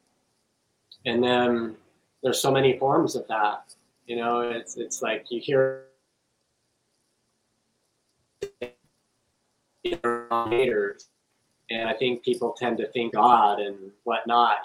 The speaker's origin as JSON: {"language": "English", "region": "Western Colorado", "country": "United States", "tie": "born or raised there", "said": "I grew up in Western Colorado, very conservative."}